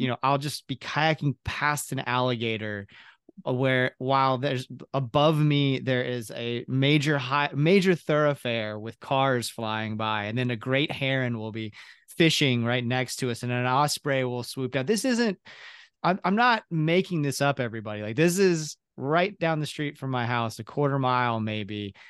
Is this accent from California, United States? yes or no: no; Ocala, Florida, United States; I grew up in Ocala, very similar, like that Baptist church